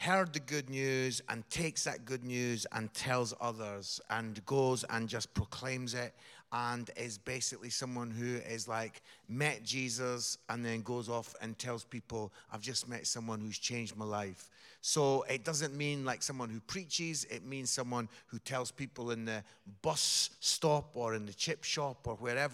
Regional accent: Edinburgh, Scotland, United Kingdom; accent: Scottish; Scotland. Yeah. Edinburgh. I'm from Edinburgh.

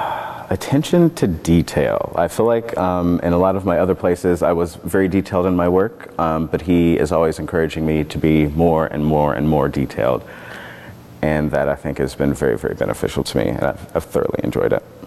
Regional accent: Kentucky, United States; now in Oregon, United States; growing up in Kentucky

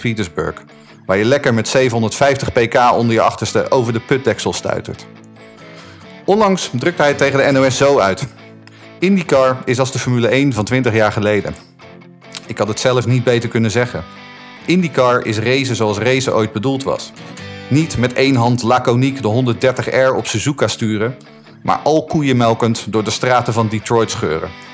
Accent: Haarlem, North Holland, Netherlands; ik bracht mijn jeugd door in Haarlem

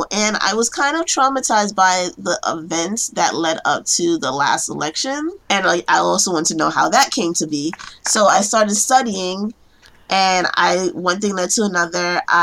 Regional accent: New York City, New York, United States; I am a case planner in New York, um, born and raised in Brooklyn.

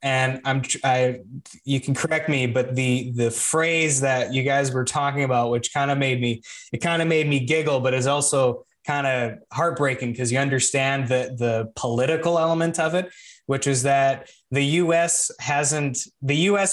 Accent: Canada; I'm Canadian

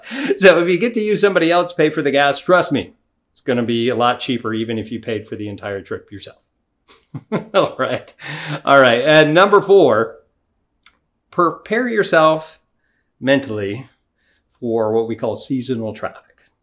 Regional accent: New York, United States; If you lived in one of them states like California or New York, I'm originally from New York, it was just ridiculous how much that they were charging you.

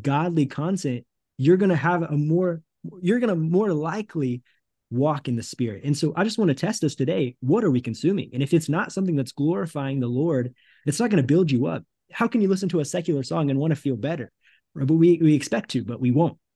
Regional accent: United States; moved away as an adult; also born or lived in Thailand / Cambodia; now in Brazil; it's been about five years since I've been in the States with my family

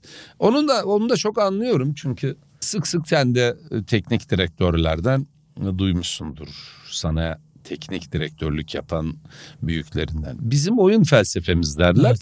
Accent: the East, Eastern Turkey, Turkey; biz doğuluyuz

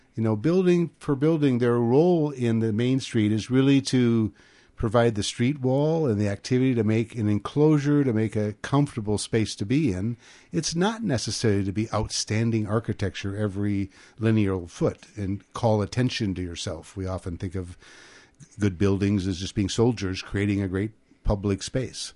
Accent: Grand Forks, North Dakota, United States; now in California, United States; we're both from Grand Forks, North Dakota. I'm four generations back in North Dakota

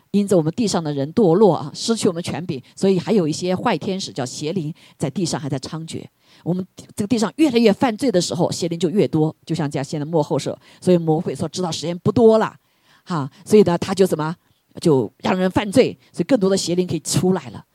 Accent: China; 我们中国人

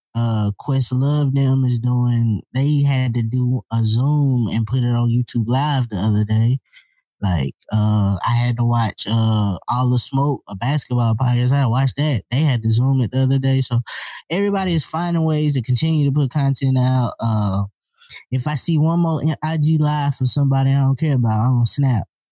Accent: the South, United States; I'm from the South

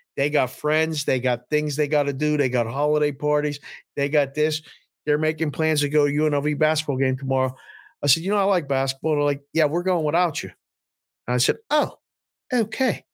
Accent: Pittsburgh, Pennsylvania, United States; born or raised there

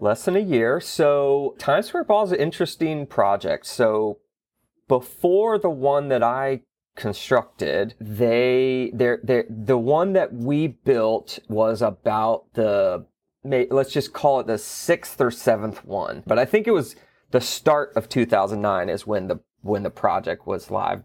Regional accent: Gulf Breeze, Florida, United States; I was born and raised in Florida. I, I grew up in the Panhandle, a little beach town called Gulf Breeze

